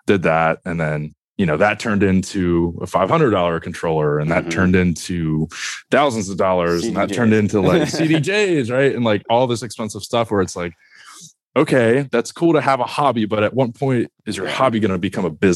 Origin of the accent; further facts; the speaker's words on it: Philadelphia, Pennsylvania, United States; moved away as an adult; also born or lived in Massachusetts; I was born in Massachusetts, lived there for probably 2 or 3 years, and then ended up growing up outside of Philadelphia